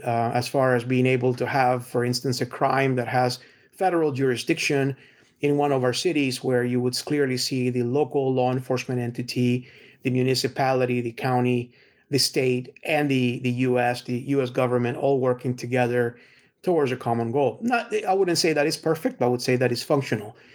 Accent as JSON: {"language": "English", "region": "Texas", "country": "United States", "said": "as a Texan"}